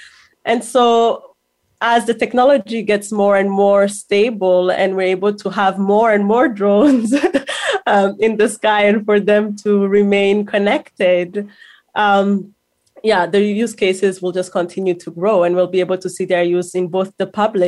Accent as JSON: {"language": "English", "country": "Rwanda", "moved": "yes", "lives_now": "Ottawa, Canada", "said": "I'm from Rwanda"}